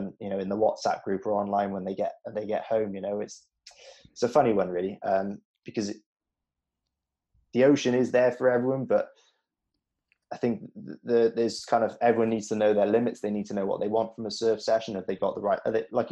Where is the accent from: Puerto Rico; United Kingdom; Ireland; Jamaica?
United Kingdom; Newport, Wales; I grew up in Newport